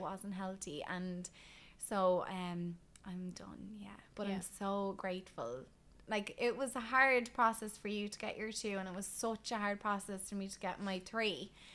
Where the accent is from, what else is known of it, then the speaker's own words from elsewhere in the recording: Ireland; as an Irish woman